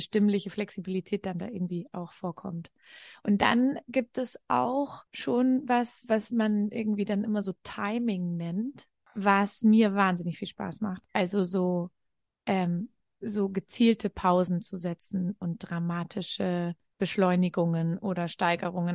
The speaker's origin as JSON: {"language": "German", "area": "Franconia", "region": "Bavaria", "country": "Germany", "tie": "born or raised there", "said": "Ich bin in Franken groß geworden"}